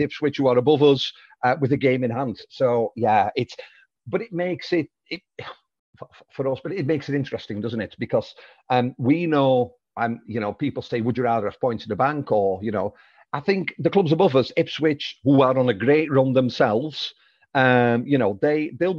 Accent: Netherlands; moved away; I'm Dutch

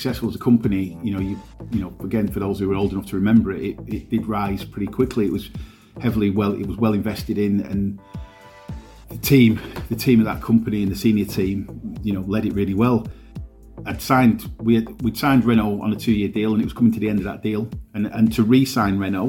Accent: Morecambe, North West England, United Kingdom; also born or lived in Heysham / London / Lancaster / Galgate; I grew up on Balmoral Road in the West End

